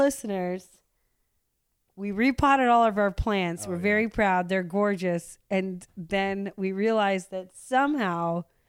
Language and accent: English; Seattle, Washington, United States; now in Los Angeles, United States; I'm from Seattle